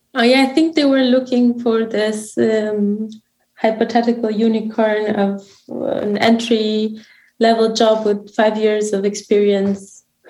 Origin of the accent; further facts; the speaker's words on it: Romania; had just opened a new branch in my hometown